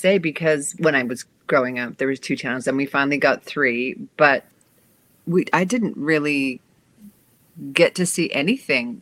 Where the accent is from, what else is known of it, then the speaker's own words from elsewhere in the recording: Saint John, New Brunswick, Canada; moved away as an adult; also born or lived in Belize / Toronto; now in Los Angeles, United States; I was born in Belize and moved to the east coast of Canada when I was about 2 months old in a small place called St. John, New Brunswick. And I grew up there